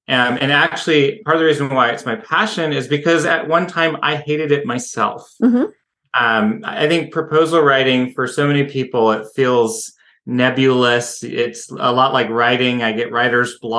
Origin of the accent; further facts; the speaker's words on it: Seattle, Washington, United States; moved away as an adult; now in Idaho, United States; I'm from Seattle originally